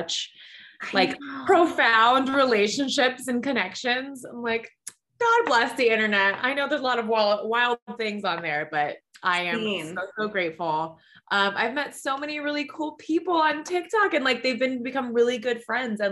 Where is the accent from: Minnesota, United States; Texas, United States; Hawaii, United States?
Hawaii, United States; I was born and raised in Hawaii, a small town girl living her like big city, big girl dreams